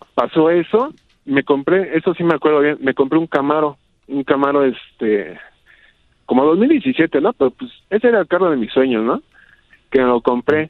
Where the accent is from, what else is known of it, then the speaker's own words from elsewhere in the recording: Toluca, State of Mexico, Mexico; yo soy de Toluca, aquí del Estado de México